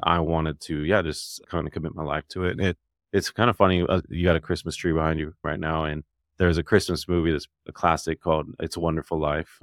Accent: Dallas, Texas, United States; born or raised there; also born or lived in Alabama; now in Nashville, United States

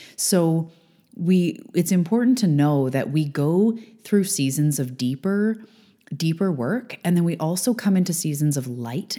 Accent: Canada; I am a Canadian girl living on the west coast of Canada.

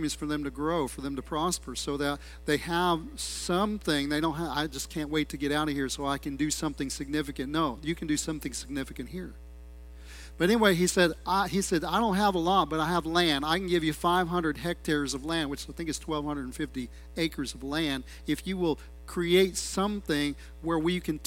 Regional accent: United States; I'm an American, I'm a gringo

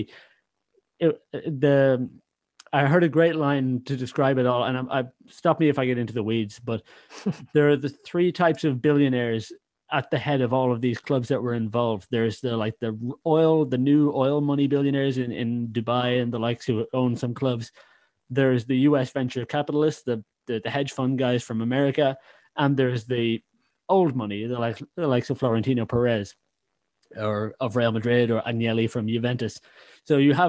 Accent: Ireland; can detect my accent, know I'm not from Liverpool, I'm not English, I'm Irish

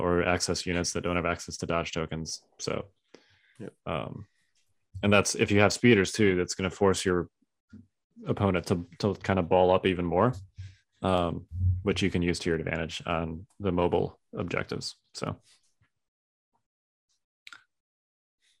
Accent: Chicago, Illinois, United States; I grew up in Chicago

